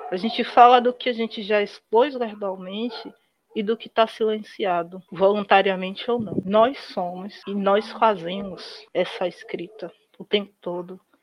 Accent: Salvador, Bahia, Brazil; Eu sou de família de interior, mas eu nasci em Salvador o que é um erro, né? Eu queria ter nascido do interior, como todo mundo

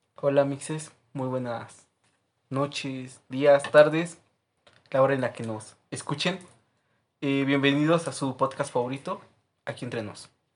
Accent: Orizaba, Veracruz, Mexico; now in Puebla, Mexico; soy de allá, de Orizaba, Veracruz también

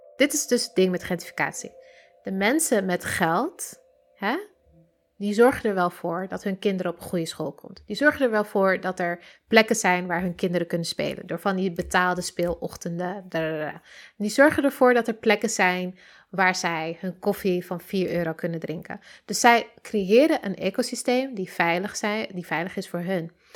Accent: Amsterdam, North Holland, Netherlands; ik ben, eh, geboren in Oost, getogen in de Pijp tot mijn zevende en daarna verhuisd naar Noord.

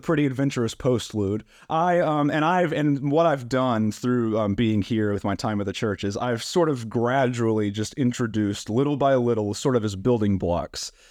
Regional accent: Black Mountain, North Carolina, United States; I am originally from Black Mountain, North Carolina, so just about an hour away from Tryon, which is great. Um, it's my hometown. I still live there now

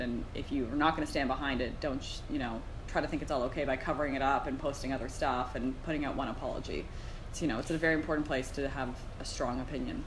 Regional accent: Arnprior, Ontario, Canada; I grew up in a small town, so I'm not from Toronto

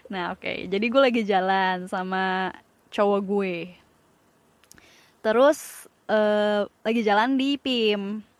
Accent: Padang, West Sumatra, Indonesia; Karena karena gue orang Padang.

